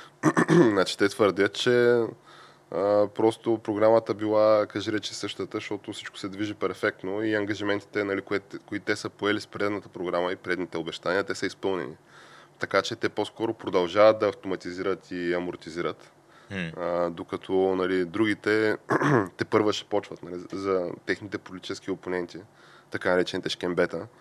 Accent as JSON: {"language": "Bulgarian", "town": "Shumen", "region": "Shumen Province", "country": "Bulgaria", "tie": "born or raised there", "said": "моя роден град Шумен"}